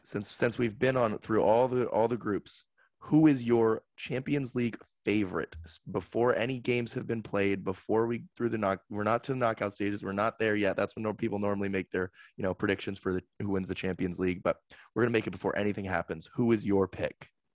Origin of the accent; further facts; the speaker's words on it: United States; as an American